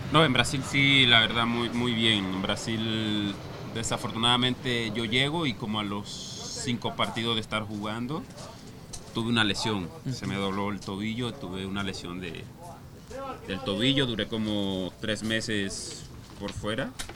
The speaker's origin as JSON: {"language": "Spanish", "region": "La Guajira", "country": "Colombia", "moved": "yes", "said": "soy guajiro, costeño"}